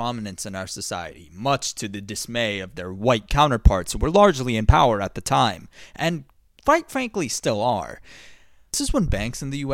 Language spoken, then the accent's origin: English; United States; as an American